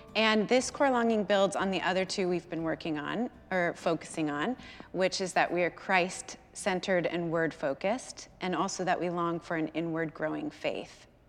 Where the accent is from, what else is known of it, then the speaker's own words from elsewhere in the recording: California, United States; moved away as an adult; my hometown in California